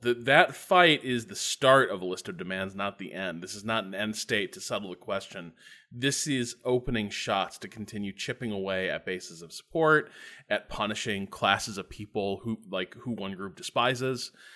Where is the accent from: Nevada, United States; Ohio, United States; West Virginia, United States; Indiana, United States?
Indiana, United States; Northwest; I grew up in Northwest Indiana